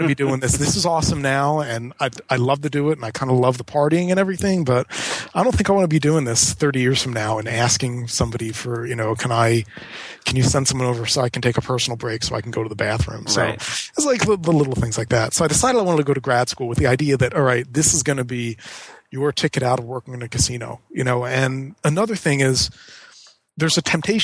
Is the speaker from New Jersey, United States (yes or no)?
yes; Atlantic City, New Jersey, United States; moved away as an adult; growing up in Atlantic City, it's very tempting just to go to work in the casinos